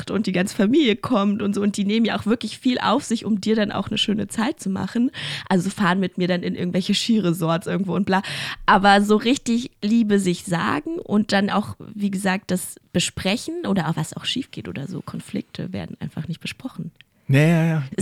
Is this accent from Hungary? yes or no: no; Mongolia; now in Germany; Also ich bin ja in der Mongolei geboren und ich war ja die ersten zwei Jahre da.